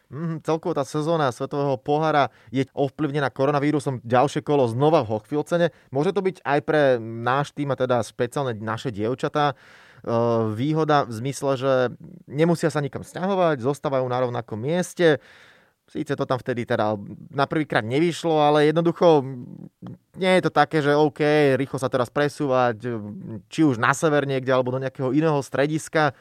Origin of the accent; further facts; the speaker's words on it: Slovakia; som bol strašne rád a hrdý, že ako Slovák